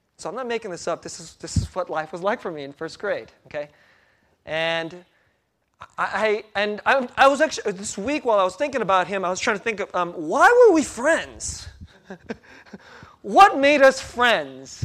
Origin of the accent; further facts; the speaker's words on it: United States; first language Korean; English is a second language; also born or lived in Korea; I was five years old when our family immigrated to the U S, and that was nineteen seventy-six